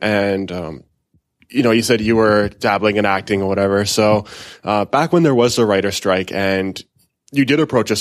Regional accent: Canada; our humble country of Canada

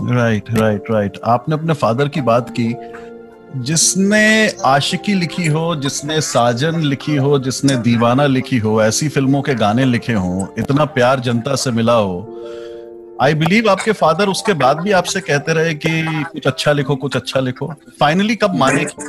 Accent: Allahabad, Uttar Pradesh, India; मैं इलाहाबाद से हूँ

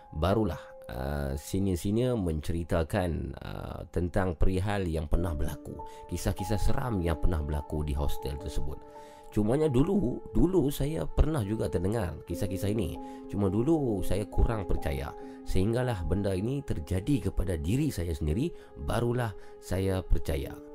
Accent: Machang Bubuk, Penang, Malaysia; Saya dari Penang Penang cantik Zul ya. Penang di mana tu? Di Macang Bubuk

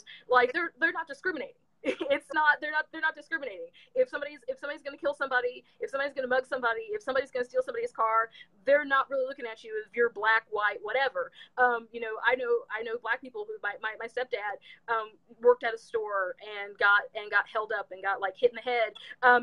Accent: Kansas City, United States; I'm from the Kansas City area

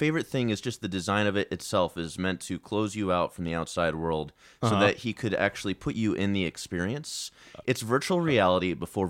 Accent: Virginia, United States; also born or lived in Chicago / Greensboro, North Carolina; I was born in Chicago, but then I moved down to North Carolina and then grew up primarily in Virginia.

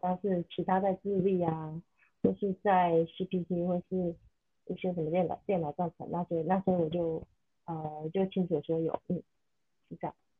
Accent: southern Taiwan, Taiwan; 因为我是南部人，我还特别去台北

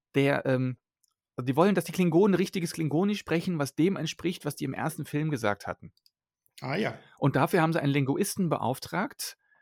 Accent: Germany; German is a second language; also born or lived in Belgium; bin als Kind mit meiner Eltern nach Deutschland umgezogen und dann ja, bin ich hier einfach aufgewachsen

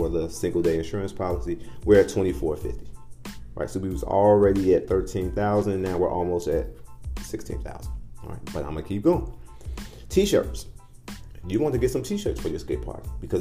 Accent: Midwest, United States; now in Phoenix, United States; I call it pop. I'm from the Midwest.

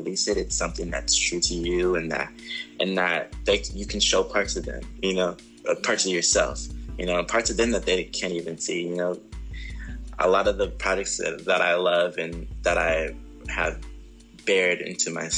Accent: Ontario, California, United States; also born or lived in Los Angeles, California; I was raised in the Ontario area

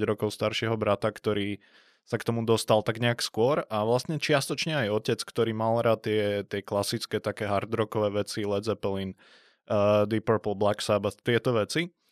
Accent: Žilina, Žilina Region, Slovakia; ja som zo severu, ja som zo Žiliny, tak tam fungovalo také lokálne viac menej rádio Rebeka

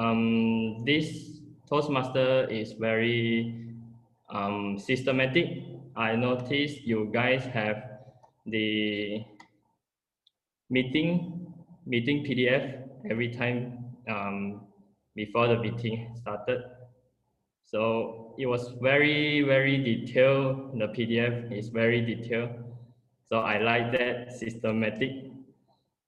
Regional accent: Penang, Malaysia; currently I'm staying in my home. So actually I'm from Penang.

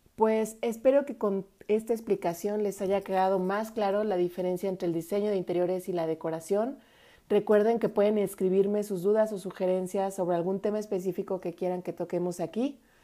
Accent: Mexico; cantábamos a todo pulmón y con mucho sentimiento como buenos mexicanos

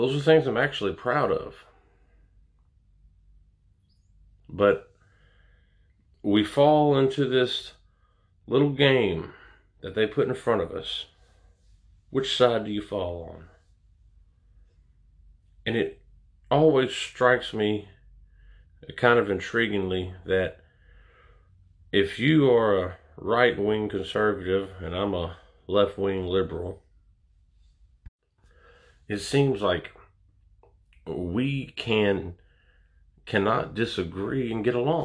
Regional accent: United States; I'm an American

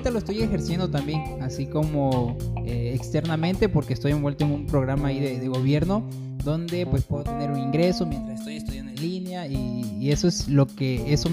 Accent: Arriaga, Chiapas, Mexico; born there; De aquí de Arriaga.

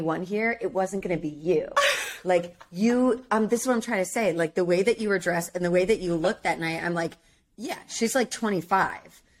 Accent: New Jersey, United States; I was from New Jersey.

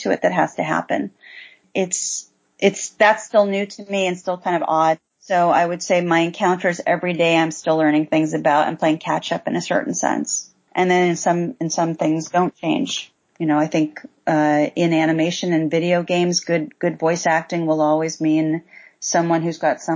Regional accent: East Coast, United States; moved away; I was raised on the East Coast

